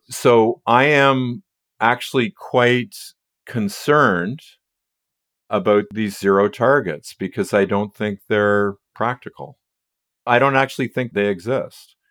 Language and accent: English; United States; now in Canada; I'm really an American living in Canada